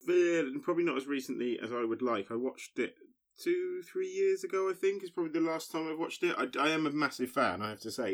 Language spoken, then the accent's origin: English; Basingstoke, South East England, United Kingdom; moved away; very excited to be back in my hometown